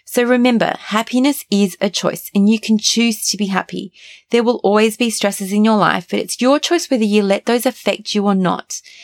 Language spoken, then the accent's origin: English; Australia; Growing up in Australia